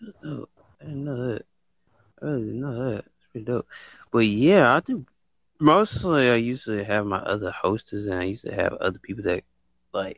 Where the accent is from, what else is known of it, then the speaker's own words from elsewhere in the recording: United States; I was born in the United States